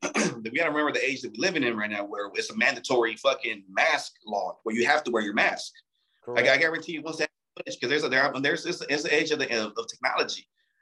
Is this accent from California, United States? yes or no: yes; Torrance, California, United States; But the thing is that I'm from Torrance. Torrance is not a fucking poor city.